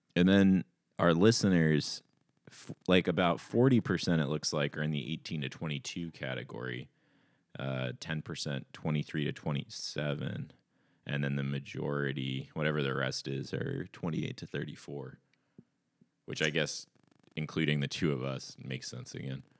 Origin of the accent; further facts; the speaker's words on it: Ashland, Oregon, United States; there were a lot of crust punks in my hometown